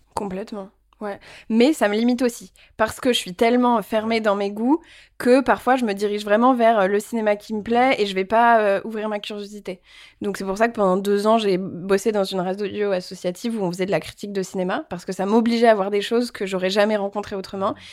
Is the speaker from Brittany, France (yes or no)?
no; Paris, Île-de-France, France; also born or lived in Vietnam; je suis rentrée à Paris et donc j'ai eu une enfance parisienne et j'ai vécu dans Paris, dans le 15e.